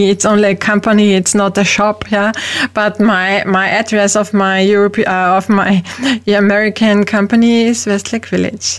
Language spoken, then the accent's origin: English; Austria; first language German; English is a second language; also born or lived in Vienna, Austria; I'm from Europe, from Austria. I live in Vienna, the capital of Austria